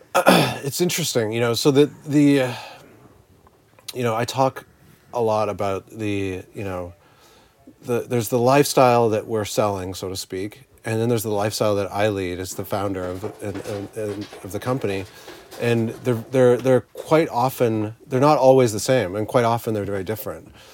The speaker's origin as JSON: {"language": "English", "country": "Canada", "tie": "born or raised there", "said": "the small little town I grew up in in Canada"}